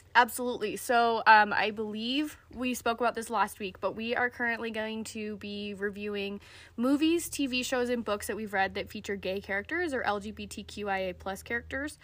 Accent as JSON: {"language": "English", "region": "Utah", "country": "United States", "tie": "born or raised there", "said": "growing up in Utah"}